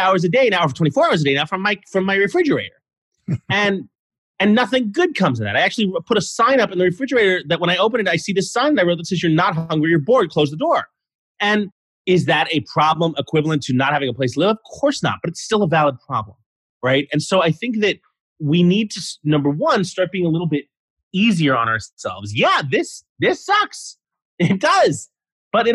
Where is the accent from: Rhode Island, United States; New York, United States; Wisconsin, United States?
New York, United States; New York City; I grew up in New York City. I grew up in Manhattan